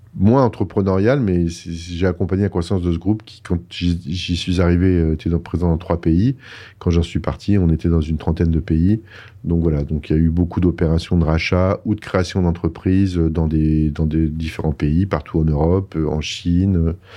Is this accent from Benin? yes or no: no; France; moved away as an adult; also born or lived in Paris; now in Montreal, Canada; quand on a vraiment décidé de venir, euh, de quitter la France